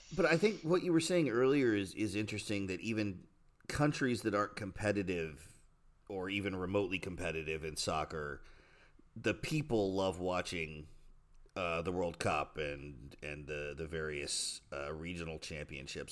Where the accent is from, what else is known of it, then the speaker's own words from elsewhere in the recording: United States; moved away; a lot of us who live overseas sort of get in this habit of not being loudly American